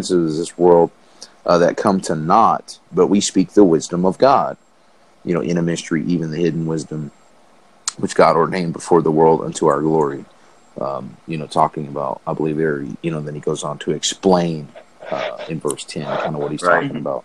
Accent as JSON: {"language": "English", "region": "the South", "country": "United States", "tie": "born or raised there", "said": "growing up in the South where there was a Baptist behind every door"}